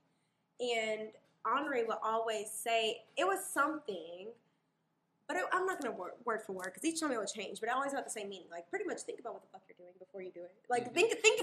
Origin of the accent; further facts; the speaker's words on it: Little Rock, Arkansas, United States; I'm from Little Rock, Arkansas